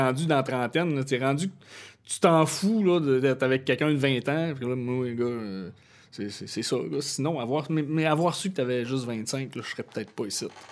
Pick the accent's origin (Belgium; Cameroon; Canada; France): Canada; Chibougamau, Quebec; moved away as an adult; also born or lived in Jonquière; j'ai grandi à Chibougamau.